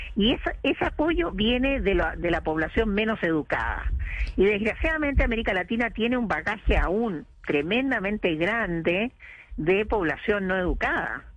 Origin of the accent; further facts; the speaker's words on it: Chile; en mi país